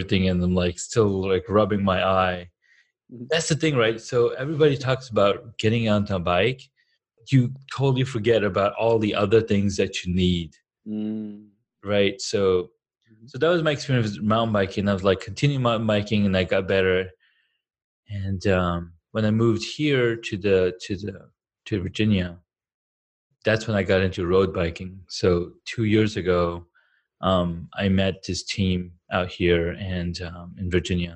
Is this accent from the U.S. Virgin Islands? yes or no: no; Saudi Arabia; also born or lived in Karachi, Pakistan; now in Colorado, United States; I grew up in Saudi Arabia, like when I was 7, because I was born in Karachi, Pakistan